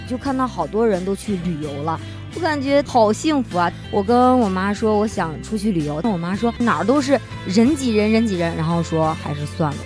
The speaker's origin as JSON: {"language": "Chinese", "region": "Henan", "country": "China", "said": "我也是河南人"}